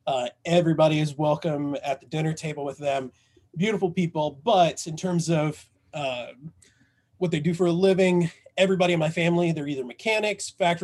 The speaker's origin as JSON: {"language": "English", "region": "Southern Indiana", "country": "United States", "tie": "born or raised there", "said": "I was raised in Southern Indiana. Basically, and we were so poor, we lived in a trailer park in the country."}